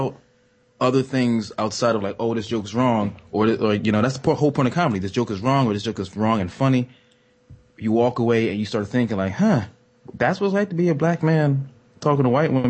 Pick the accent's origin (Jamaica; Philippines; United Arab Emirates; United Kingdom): Jamaica; I'm Jamaican.